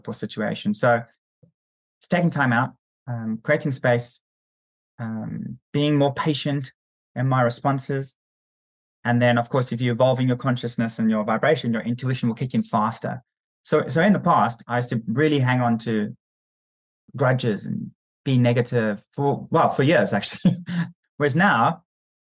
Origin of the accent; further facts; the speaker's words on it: South Africa; I'm South African